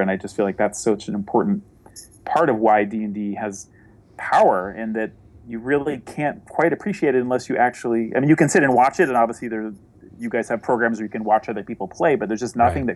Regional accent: New Hampshire, United States; the town I grew up in in New Hampshire

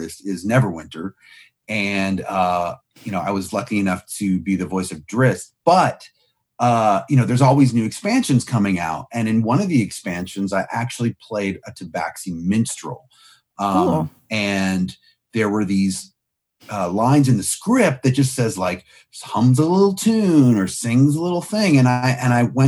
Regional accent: Clifton, Virginia, United States; I grew up in Clifton, Virginia, which is close enough to DC

